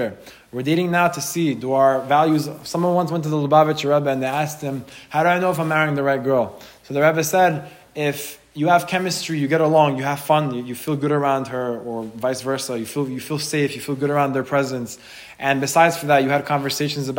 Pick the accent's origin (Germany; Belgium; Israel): Israel; now in United States; when I was born in Israel